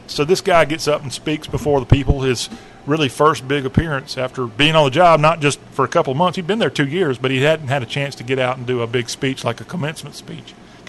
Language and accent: English; Lexington, South Carolina, United States; my hometown, Lexington.